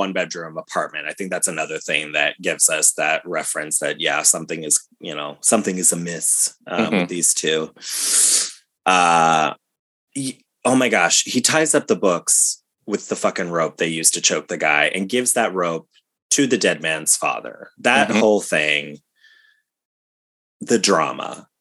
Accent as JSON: {"language": "English", "region": "Ohio", "country": "United States", "tie": "born or raised there", "said": "we grew up in Ohio"}